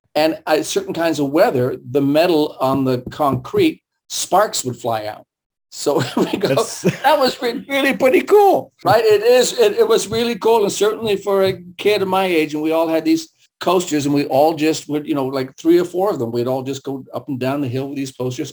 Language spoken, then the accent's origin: English; San Francisco, California, United States; first language German and Russian; English is a second language; I grew up in San Francisco, so we lived on a hill